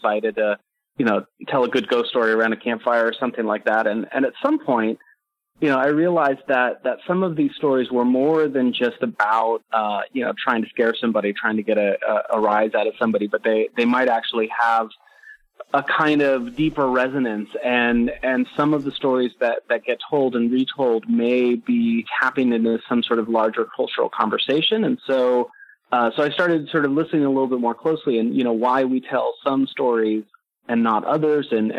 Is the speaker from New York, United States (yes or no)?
no; San Jose, California, United States; I grew up in San Jose, California, so I grew up next to the Winchester Mystery House